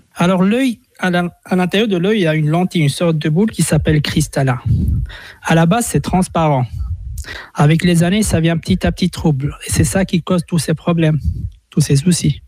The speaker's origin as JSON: {"language": "French", "country": "Switzerland", "said": "chez nous en Suisse"}